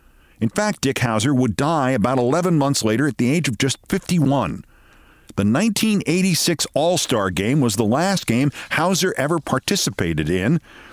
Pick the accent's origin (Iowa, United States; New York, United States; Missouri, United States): New York, United States; my hometown here in New York